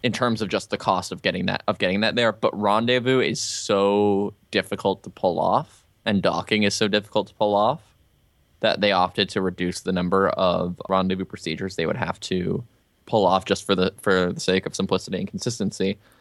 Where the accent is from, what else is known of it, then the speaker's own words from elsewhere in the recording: Albuquerque, New Mexico, United States; I'm from Albuquerque